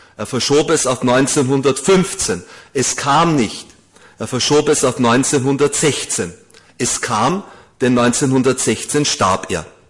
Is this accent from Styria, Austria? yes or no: no; Vienna, Austria; In Wien, wir Wiener, ich bin ein gebürtiger Wiener